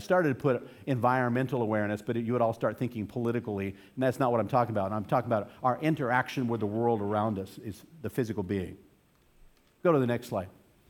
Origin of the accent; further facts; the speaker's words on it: Boston, Massachusetts, United States; Trust me, I'm coming from Boston, so I know what I'm talking about, okay?